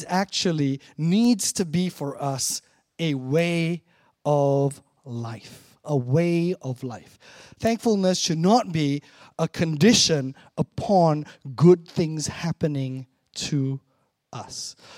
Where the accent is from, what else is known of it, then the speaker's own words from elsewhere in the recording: Malaysia; now in Chicago, United States; Like, when I grew up in Malaysia, right? Don't actually know what a cold, snowy winter is like.